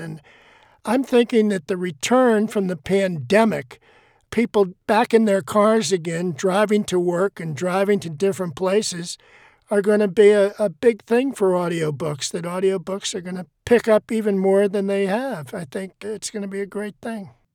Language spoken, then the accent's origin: English; Boston, Massachusetts, United States; I'm from Boston